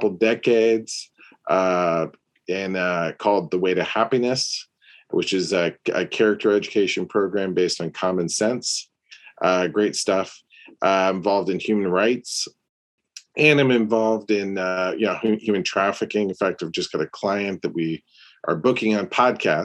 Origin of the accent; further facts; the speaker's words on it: Peoria, Illinois, United States; moved away; also born or lived in St. Louis, Missouri; St. Louis and the Midwest originally, Illinois, Peoria, Illinois, and then St. Louis